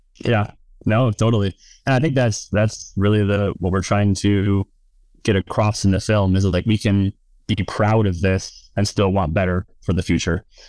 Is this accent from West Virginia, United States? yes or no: yes; West Virginia, United States; also born or lived in Tennessee / Kentucky; I'm from West Virginia